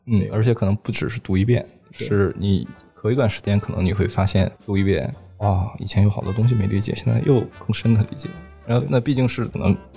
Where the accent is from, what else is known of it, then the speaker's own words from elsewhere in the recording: China; also born or lived in Hong Kong; 我们中国人经常讲说，读万卷书，行万里路。